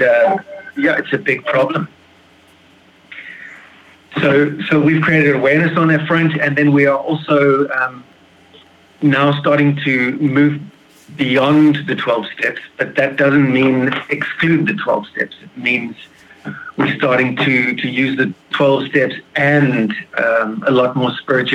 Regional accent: Plettenberg Bay, Western Cape, South Africa; I'm from a town called Plettenberg Bay, just on the outside of Cape Town in South Africa.

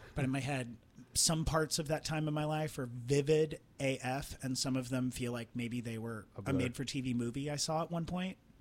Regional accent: Trenton, Missouri, United States; moved away; a lot of my motivation was based on getting out of my hometown. I felt very which was where Trenton, Missouri.

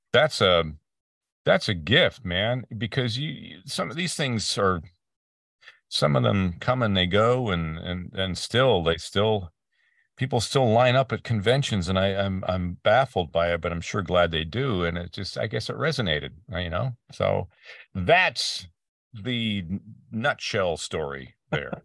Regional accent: Peterborough, Ontario, Canada; moved away as an adult; also born or lived in Vancouver; now in Ventura County, United States; my hometown, and a little place called Peterborough, Ontario, uh, in Canada

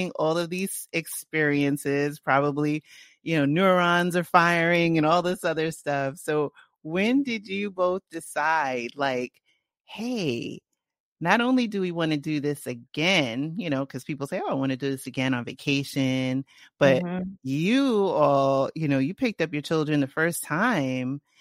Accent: New York City, New York, United States; I grew up in the Bronx in Co-op City

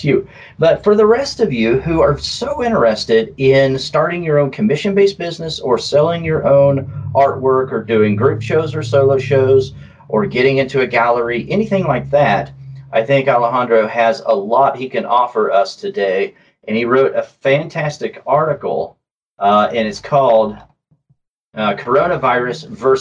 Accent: southern Oklahoma, United States; accent: southern drawl; my southern drawl. All right. Yeah, I grew up in southern Oklahoma

